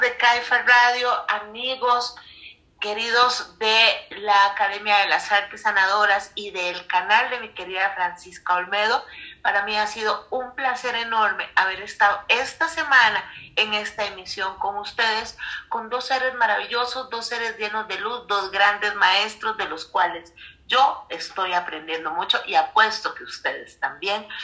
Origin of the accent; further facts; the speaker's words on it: Costa Rica; now in Mexico; y también desde Costa Rica, mi tierra amada.